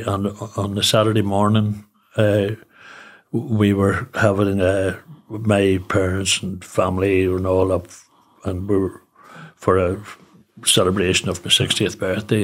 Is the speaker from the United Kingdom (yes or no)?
yes; Newry, Northern Ireland, United Kingdom; also born or lived in Belfast; I'm from Newry, obviously born and bred.